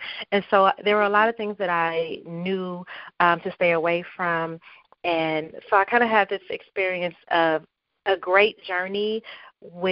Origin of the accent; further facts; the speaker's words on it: Compton, California, United States; I grew up in Compton, California. That is my hometown.